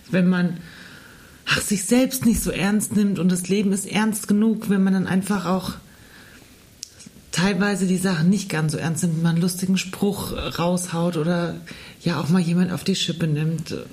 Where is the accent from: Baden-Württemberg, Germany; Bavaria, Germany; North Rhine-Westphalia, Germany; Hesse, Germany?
Hesse, Germany; accent: Mittelhessisch; Ich spreche Mittelhessisch.